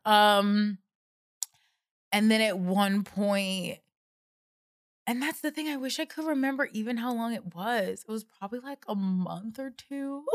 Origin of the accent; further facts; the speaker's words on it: the South, United States; moved away; I grew up in the South where people are weird and have girlfriends when they're like seven years old